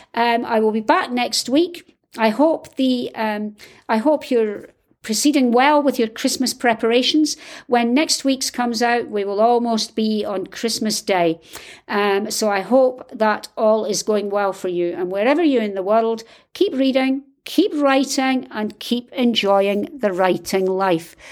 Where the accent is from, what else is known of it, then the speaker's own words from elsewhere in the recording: United Kingdom; I'm British, and we don't do this